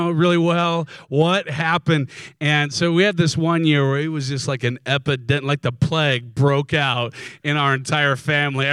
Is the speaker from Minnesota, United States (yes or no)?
yes; Minnesota, United States; now in San Diego, United States; I'm originally from Minnesota